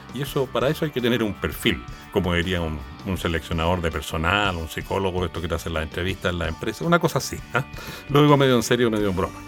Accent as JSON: {"language": "Spanish", "country": "Chile", "said": "nosotros somos chilenos"}